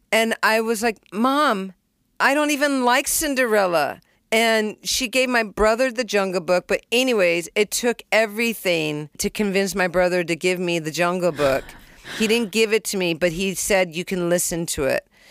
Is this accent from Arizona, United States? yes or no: no; California, United States; also born or lived in Springfield, Massachusetts; I was born in Springfield, and at one years old, which I don't remember, we moved to California. I was raised with three brothers and one sister.